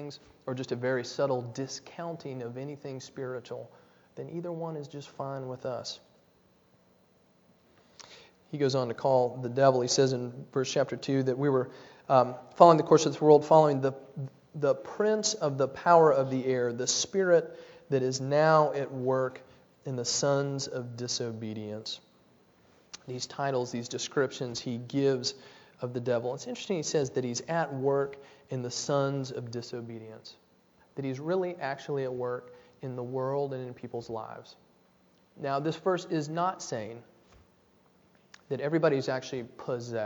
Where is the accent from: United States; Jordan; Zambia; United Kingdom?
United States; Nashville, Tennessee; When I was a kid, I grew up in Nashville, Tennessee.